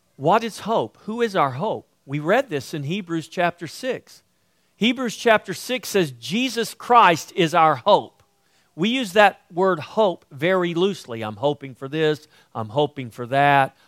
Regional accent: United States; I grew up on the coast

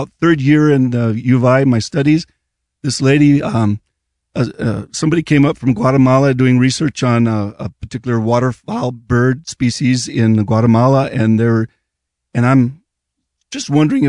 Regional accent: Liberia; moved away as an adult; Well, I was born in Liberia, West Africa. Lived 18 years there.

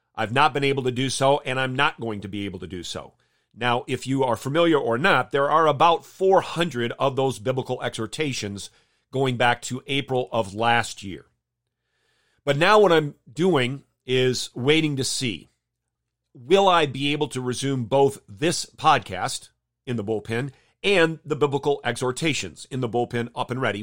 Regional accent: Jenison, Michigan, United States; I grew up in Jenison, Michigan

